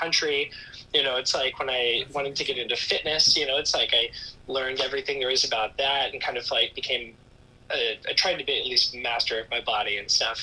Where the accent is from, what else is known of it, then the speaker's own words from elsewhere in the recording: Florida, United States; now in New York City, United States; I'm based in New York City. I'm from Florida originally